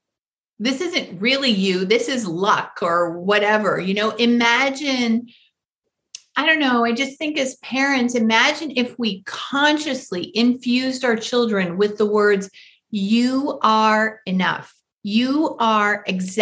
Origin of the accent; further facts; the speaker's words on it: Michigan, United States; I grew up in Michigan